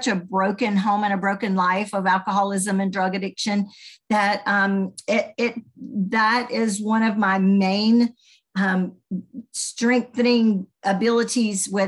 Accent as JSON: {"language": "English", "town": "Birmingham", "region": "Alabama", "country": "United States", "tie": "born or raised there", "accent": "Southern", "said": "you can tell I might have a Southern accent. I'm from Alabama, was raised in Birmingham"}